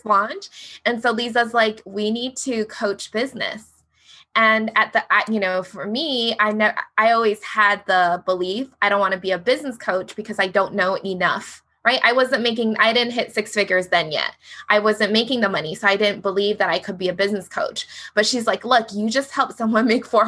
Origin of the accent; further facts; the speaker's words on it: Hawaii, United States; I'm from Hawaii. We have Hawaii education